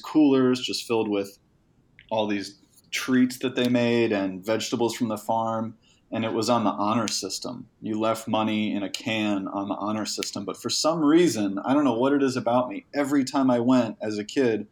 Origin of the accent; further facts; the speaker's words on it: Honesdale, Pennsylvania, United States; moved away as an adult; I grew up in a very small town called Honesdale, Pennsylvania